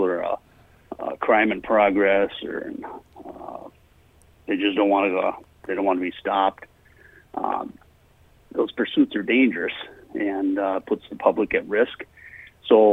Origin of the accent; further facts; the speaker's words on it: Mora, Minnesota, United States; I grew up in Mora and went to high school here and grade school, high school. Spent my whole life here